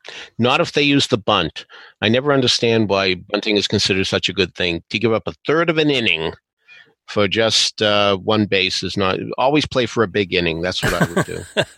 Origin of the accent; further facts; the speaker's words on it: Boston, Massachusetts, United States; I come from Boston.